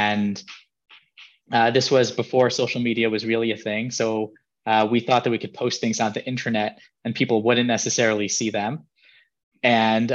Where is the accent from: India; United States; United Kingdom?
United States; New York City, New York; now in Jerusalem, Israel; I grew up in Riverdale, New York, currently live in Jerusalem, Israel.